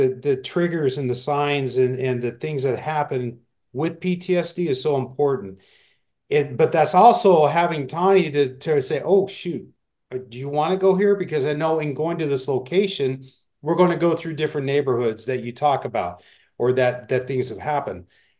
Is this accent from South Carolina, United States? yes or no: no; Phoenix, Arizona, United States; I grew up in Phoenix. I knew Phoenix like the back of my hand.